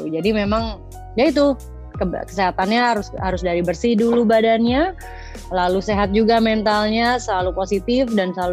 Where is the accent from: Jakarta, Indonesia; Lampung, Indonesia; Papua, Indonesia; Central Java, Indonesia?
Jakarta, Indonesia; ya udah toh memang aku asal dari Jakarta